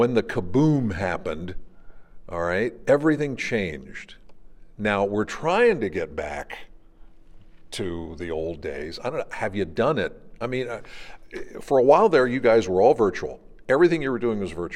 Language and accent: English; Pennsylvania, United States; I'm from Pennsylvania